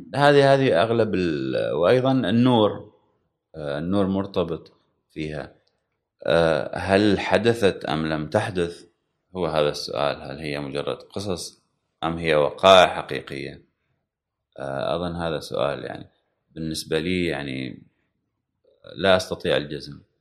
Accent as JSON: {"language": "Arabic", "country": "Oman", "tie": "born or raised there", "said": "شهدت طبعا وصول الكهرباء حتى الى الى بلدتي على الاقل وان كانت يعني انا لما ولدت كانت موجوده في العاصمه"}